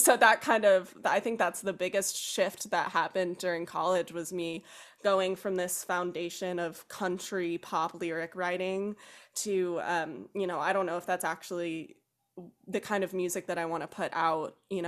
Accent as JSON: {"language": "English", "region": "South Carolina", "country": "United States", "tie": "born or raised there", "also_born_or_lived": "Kentucky", "said": "So I was born in Kentucky, spent some time in South Carolina during elementary school"}